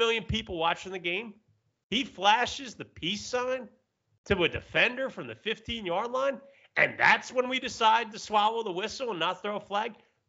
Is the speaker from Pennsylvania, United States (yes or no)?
yes; Philadelphia, Pennsylvania, United States; As a Philadelphian